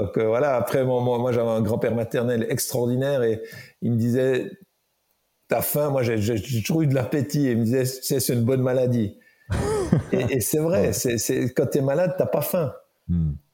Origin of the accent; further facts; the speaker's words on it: Jura, Switzerland; je viens du Jura